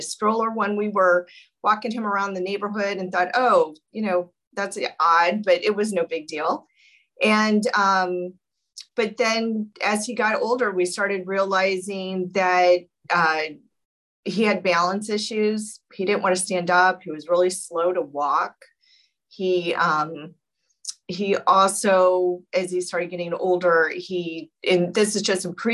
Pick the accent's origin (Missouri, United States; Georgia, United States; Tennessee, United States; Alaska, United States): Missouri, United States; St. Louis; moved away; I'm actually a Midwesterner, born and raised, and went to college in St. Louis, Missouri.